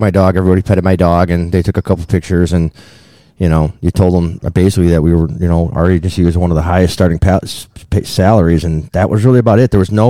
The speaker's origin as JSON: {"language": "English", "region": "Illinois", "country": "United States", "said": "We're from Illinois."}